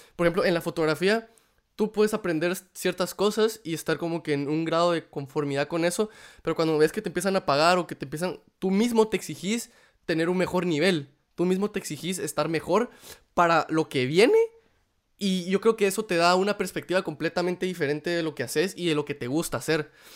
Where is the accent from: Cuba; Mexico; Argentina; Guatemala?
Guatemala; moved away; como cualquier guatemalteco